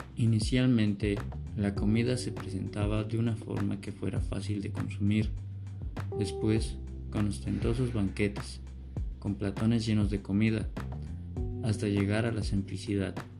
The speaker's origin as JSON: {"language": "Spanish", "country": "Mexico"}